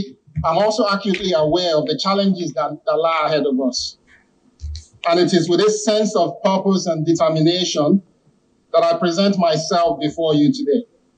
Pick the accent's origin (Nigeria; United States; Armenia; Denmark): Nigeria; Lagos; also born or lived in Abeokuta, Ogun State; I'm from Itoko in Abeokuta South local government area of Ogun State. I was born in Agege, Lagos State, and happily married with three kids.